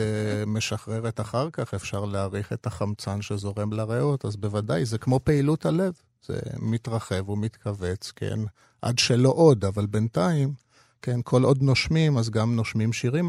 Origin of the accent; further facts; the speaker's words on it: Tel Aviv, Tel Aviv District, Israel; also born or lived in Jaffa; אני נולדתי ביפו, אבל הילדות המוקדמת שלי הייתה ברחוב תגור מספר שלוש, פינת רחוב איינשטיין